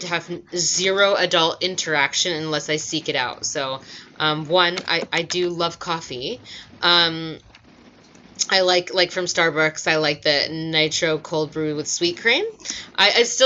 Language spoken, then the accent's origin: English; United States; also born or lived in Australia; now in Connecticut, United States; I'm fucking American